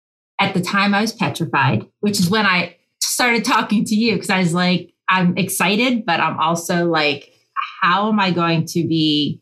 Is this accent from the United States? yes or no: yes; Pennsylvania, United States; accent: Utah; And then I moved from Pennsylvania to Utah, which is where I get this distinct accent from.